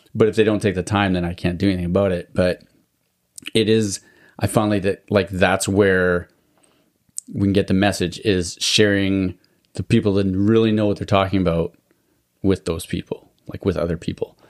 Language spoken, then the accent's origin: English; Alberta, Canada; I grew up in Alberta too